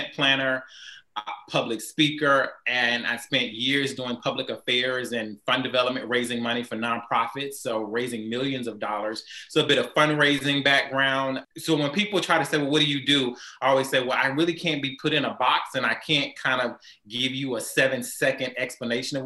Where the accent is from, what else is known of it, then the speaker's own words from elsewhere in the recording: Houston, Texas, United States; also born or lived in New Orleans; I grew up here in Houston, Texas